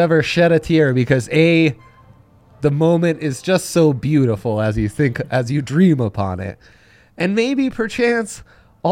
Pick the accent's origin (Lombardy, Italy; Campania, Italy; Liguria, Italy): Lombardy, Italy; Milan; moved away; when I was a youngster growing up in Milan